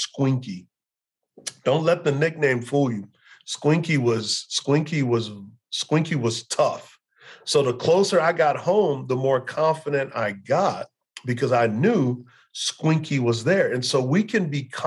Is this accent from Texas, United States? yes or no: yes; Texas, United States; growing up in Texas, I grew up a huge Cowboy fan